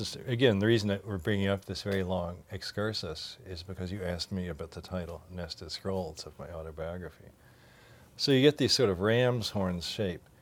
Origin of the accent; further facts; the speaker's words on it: Louisville, Kentucky, United States; moved away; growing up in Louisville, Kentucky